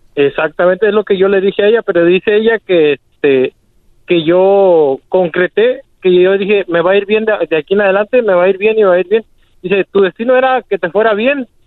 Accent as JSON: {"language": "Spanish", "town": "Uruapan", "region": "Michoacán", "country": "Mexico", "moved": "yes", "lives_now": "Argyle, United States", "said": "Estamos aquí en Argile, Texas. Somos de Uruapan"}